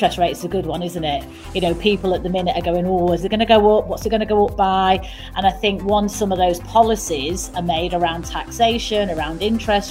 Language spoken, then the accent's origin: English; Manchester, North West England, United Kingdom; accent: Mancunian; I'm a Mancunian